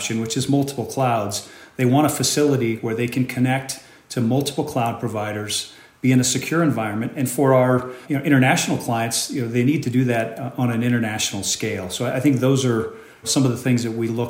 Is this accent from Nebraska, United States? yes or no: yes; Omaha, Nebraska, United States; my hometown of Omaha, Nebraska.